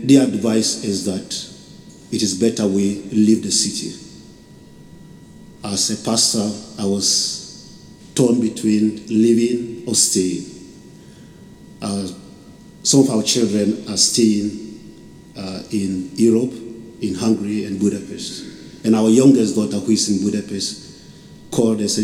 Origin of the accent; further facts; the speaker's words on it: Ghana; moved away as an adult; now in Vinnytsia, Ukraine; I'm originally from Ghana.